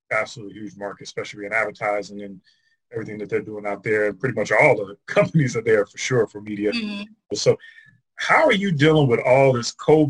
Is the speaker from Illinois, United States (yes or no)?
yes; Chicago, Illinois, United States; now in Las Vegas, United States; I'm originally from Chicago